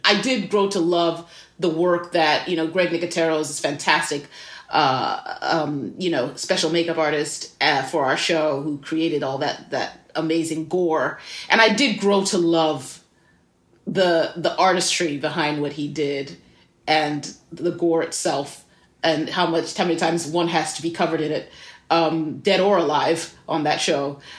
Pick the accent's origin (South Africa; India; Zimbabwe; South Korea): Zimbabwe; moved away as an adult; also born or lived in Midwest, United States; now in United States; I was born in the Midwest, that I, um, my parents were here for university, and then my par-, my father was a professor here, and then I moved to Zimbabwe when I was five, six years old, so I grew up there, came back here for college, and have been here ever